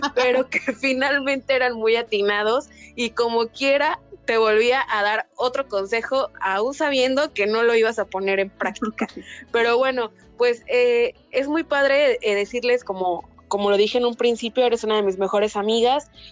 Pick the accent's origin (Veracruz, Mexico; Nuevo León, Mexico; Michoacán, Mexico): Veracruz, Mexico; Poza Rica; moved away as an adult; also born or lived in Mexico City; now in Chetumal, Mexico; mis papás viven en Poza Rica, Veracruz, que es de donde soy originaria